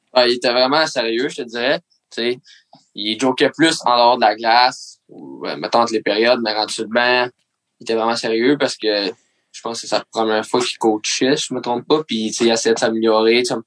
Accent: Mercier, Quebec, Canada; je viens de Mercier

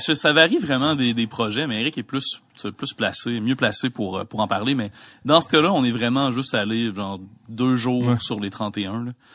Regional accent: Quebec City, Quebec, Canada; je viens de Québec

